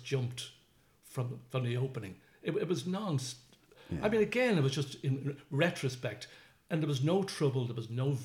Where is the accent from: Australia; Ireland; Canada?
Ireland; Dublin, Leinster; I'm from Dublin.